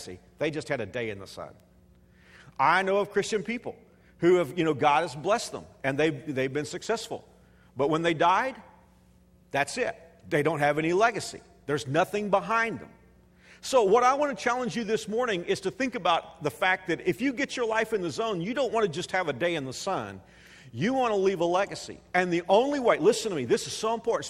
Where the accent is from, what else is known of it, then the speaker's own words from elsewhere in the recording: Texas, United States; moved away as an adult; now in Wichita, Kansas, United States; I'm a Texan